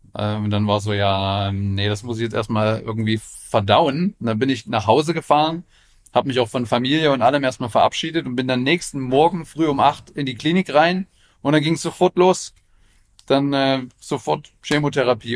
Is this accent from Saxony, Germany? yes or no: yes; Leipzig, Saxony, Germany; ich komme ja aus Leipzig